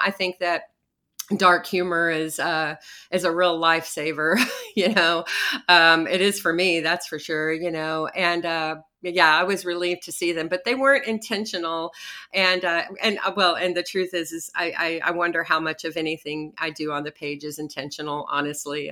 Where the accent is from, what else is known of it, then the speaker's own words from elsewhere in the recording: Odessa, Texas, United States; painting silos and cooling towers at the petrochemical plant in my hometown